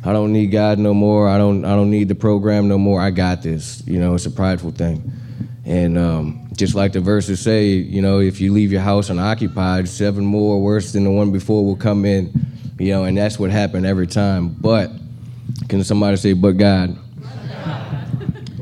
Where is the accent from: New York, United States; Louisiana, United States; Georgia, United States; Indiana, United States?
Louisiana, United States; now in Houston, United States; I'm from Louisiana, 34 years old.